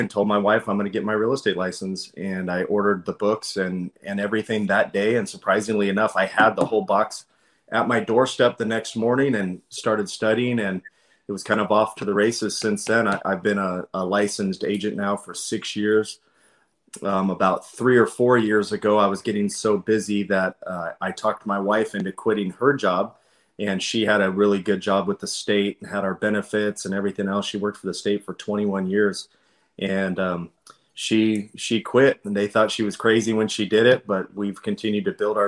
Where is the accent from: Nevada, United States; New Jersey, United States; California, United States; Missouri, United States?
California, United States; Folsom; I am from California, Folsom, California specifically